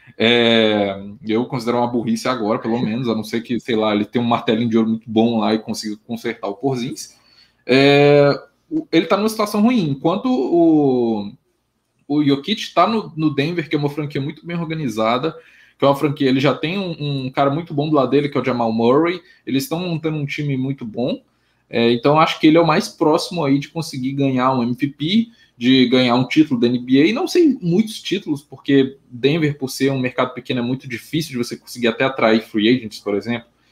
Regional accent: Minas Gerais, Brazil; Eu sou de Minas Gerais

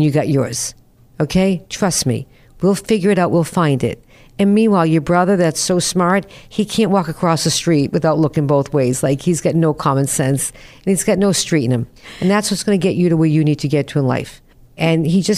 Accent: North Shore of Boston, Massachusetts, United States; also born or lived in Newton, Massachusetts / Revere, Massachusetts / Peabody, Massachusetts; I grew up on the North Shore of Boston, 14 years old, blizzard of 78. We moved to Newton.

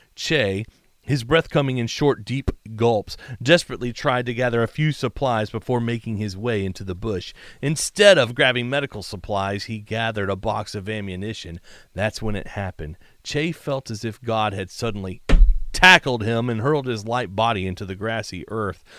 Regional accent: South Georgia, United States; Where I grew up in South Georgia, there was a few cane fields.

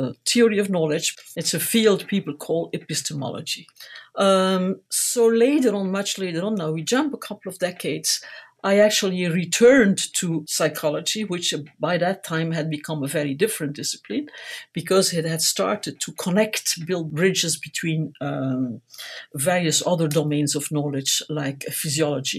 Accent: Ghent, Flanders, Belgium; I was born in Ghent, which is a city in Belgium

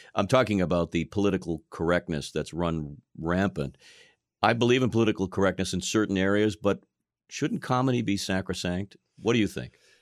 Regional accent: Boston, Massachusetts, United States; I'm from Boston, okay? I grew up here

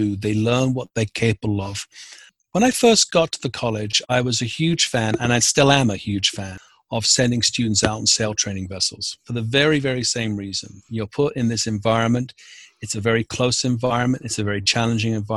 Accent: London, United Kingdom; moved away as an adult; also born or lived in Newfoundland / coast of Maine; now in Maine, United States; I was born and raised in London in the UK

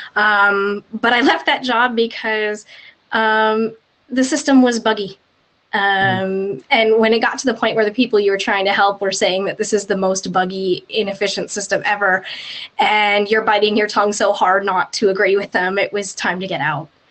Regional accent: just outside of Vancouver, British Columbia, Canada; I'm I'm Canadian. I was born and raised in uh, in uh, just outside of Vancouver

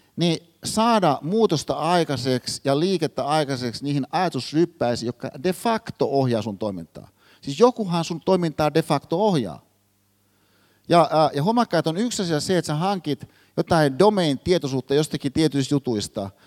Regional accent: Hyvinkää, Uusimaa, Finland; Hyvinkäällä, mistä mä oon kotoisin

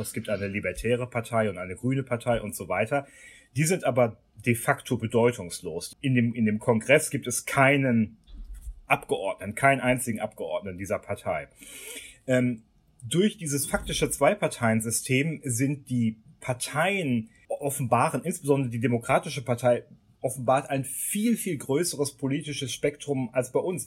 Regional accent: Germany; bei uns in Deutschland

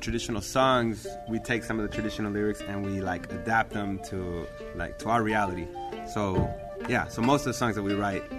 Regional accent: Oxnard, California, United States; I didn't grow up in L.A. I grew up in Oxnard, which is an hour north of L.A.

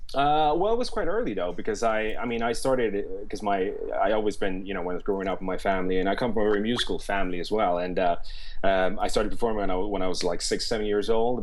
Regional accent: Stockholm, Stockholm County, Sweden; moved away as an adult; now in London, United Kingdom; I studied in in Stockholm, uh, where I'm born and raised

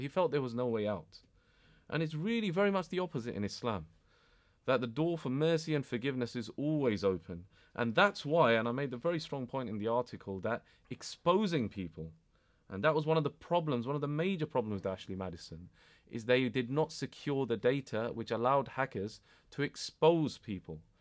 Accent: United Kingdom; I was born and bred here. I'm British.

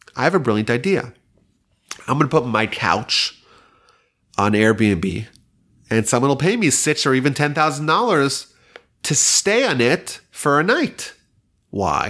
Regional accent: New York, United States; now in Houston, United States; I remember growing up in New York

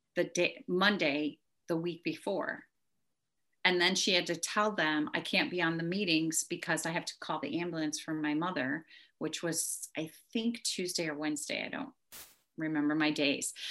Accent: near Chicago, Illinois, United States; now in Texas, United States; I did not grow up here. I grew up near Chicago, but moved here

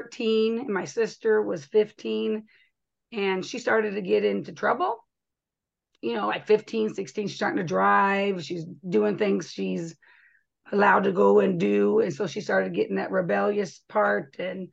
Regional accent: Arizona, United States; No, I was from Arizona.

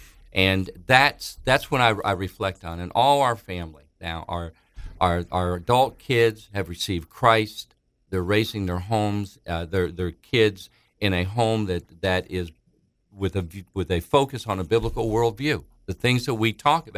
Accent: Thessaloniki, Central Macedonia, Greece; We're from Greece. They and myself were born in a little city in Greece named Thessaloniki, or Thessalonians. We're Thessalonian Greek Jews.

